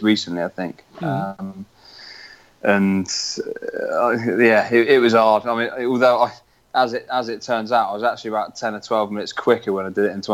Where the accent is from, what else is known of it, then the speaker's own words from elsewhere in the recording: Weymouth, South West England, United Kingdom; I'm from Weymouth in southwest England